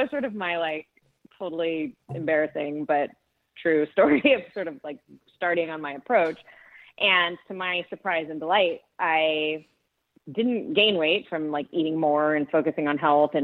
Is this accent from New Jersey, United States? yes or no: no; Southern California, United States; also born or lived in New York; where I grew up in Southern California